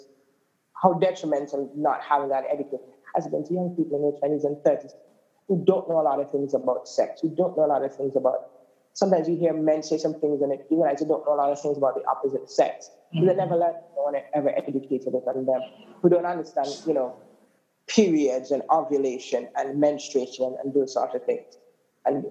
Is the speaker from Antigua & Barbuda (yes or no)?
yes; Grays Farm, Saint John, Antigua & Barbuda; I'm from the Grace Green community. I was born and raised on Grace Farm for most of my life until my 20s